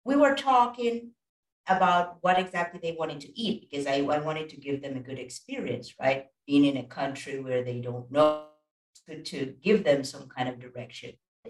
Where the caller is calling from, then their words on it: Costa Rica; And I'm coming from Costa Rica. I'm not sure if you've heard about this wonderful country